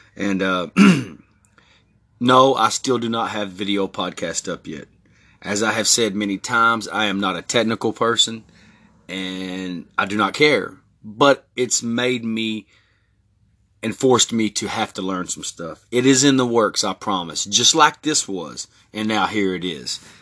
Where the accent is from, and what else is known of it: Texas, United States; born or raised there; also born or lived in Newport Beach, California